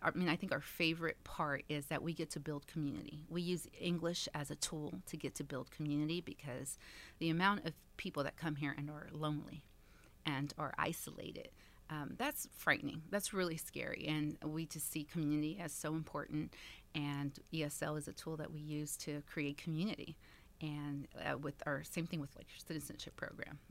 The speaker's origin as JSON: {"language": "English", "town": "Dallas", "region": "Texas", "country": "United States", "tie": "born or raised there", "also_born_or_lived": "California", "said": "I was born in California, um, but we got here as fast as I could. Two and a half years old, and so, yeah, I grew up in Dallas"}